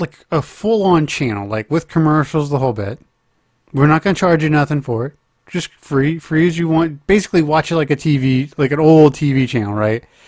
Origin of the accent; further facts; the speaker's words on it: Oklahoma, United States; moved away; I'm being from my home state